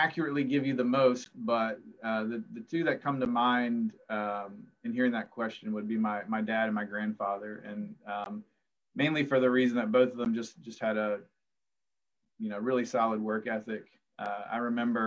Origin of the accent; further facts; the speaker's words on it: Culpeper, Virginia, United States; moved away; I grew up in the county, a house up in the woods